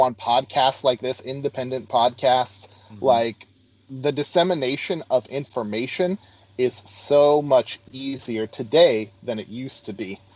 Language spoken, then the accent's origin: English; Moscow, Idaho, United States; also born or lived in Clarkston / Lewis Clark Valley; I am an Idaho native, uh, born and raised in Moscow